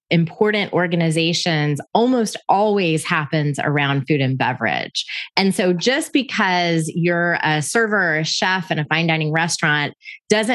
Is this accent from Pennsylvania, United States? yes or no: no; Bay County, Florida, United States; my hometown in Bay County, Florida